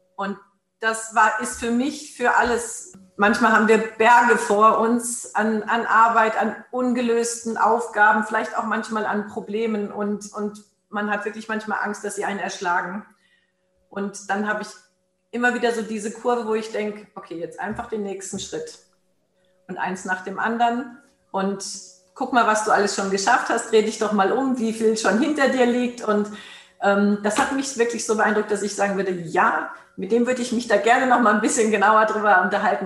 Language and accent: German; Germany; hier bei uns in Deutschland